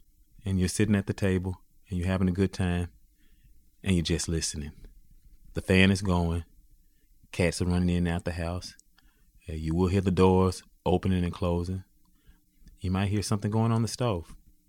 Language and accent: English; Greenville, United States; moved away; my hometown, Greenville